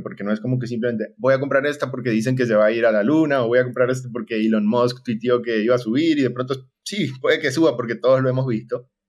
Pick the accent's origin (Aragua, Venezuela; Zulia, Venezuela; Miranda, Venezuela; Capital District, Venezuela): Zulia, Venezuela; Maracaibo; moved away as an adult; now in Costa Rica; actualmente estoy en Costa Rica, soy de Maracaibo, Venezuela, y tengo ya prácticamente seis años aquí